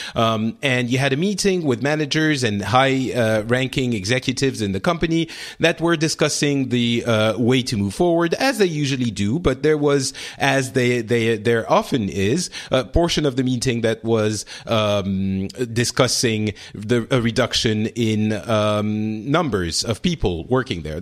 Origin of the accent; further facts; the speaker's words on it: France; the one I'm living in right now, France